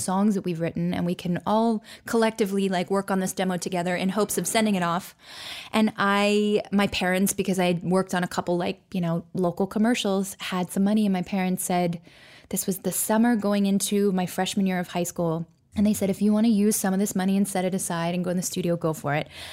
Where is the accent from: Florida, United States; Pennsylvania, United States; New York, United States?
Florida, United States; Orlando; also born or lived in Nashua, New Hampshire; I was born in Nashua, New Hampshire, but I moved to Orlando, Florida, where both my parents are from, when I was about six weeks old